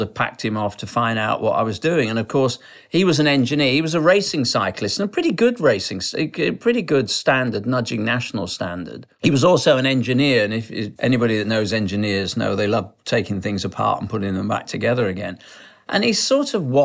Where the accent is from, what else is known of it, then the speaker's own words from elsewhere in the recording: Sheffield, Yorkshire and the Humber, United Kingdom; I was brought up in Sheffield, the People's Republic of South Yorkshire